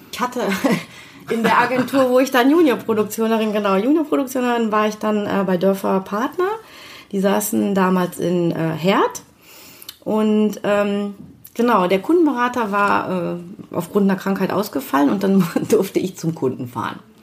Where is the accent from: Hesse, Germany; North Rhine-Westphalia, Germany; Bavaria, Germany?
North Rhine-Westphalia, Germany; Düsseldorf; also born or lived in Kiel; aufgewachsen hier in Düsseldorf äh, im Studentenheim in Bilk.